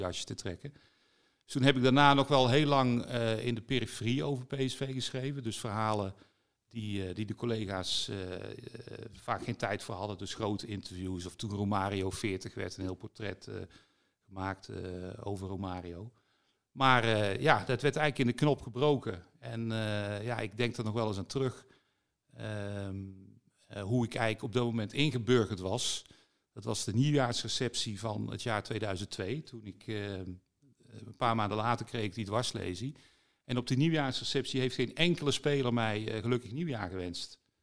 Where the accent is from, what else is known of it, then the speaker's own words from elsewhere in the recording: Vught, North Brabant, Netherlands; Ik ben wel een Brabander, hè. ik ben in Vught opgegroeid